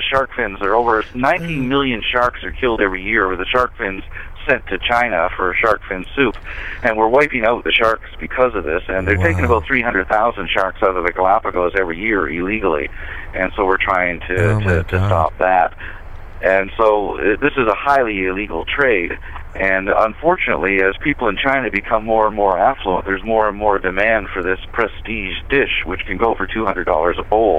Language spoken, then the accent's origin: English; Atlantic Canada, Canada; also born or lived in Toronto; now in United States; I'm from Canada. I was born in Toronto, raised in a fishing village in the east coast of Canada, but I'm actually a U.S. citizen now